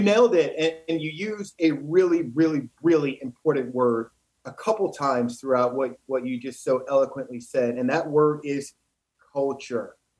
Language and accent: English; East St. Louis, Illinois, United States; moved away; growing up in East St. Louis, Illinois